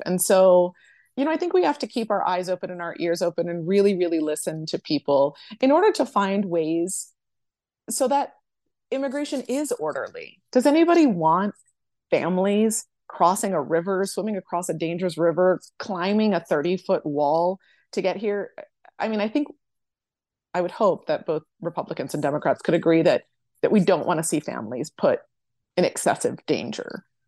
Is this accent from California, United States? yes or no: no; Boston, Massachusetts, United States; now in El Paso, United States; I'm originally from Boston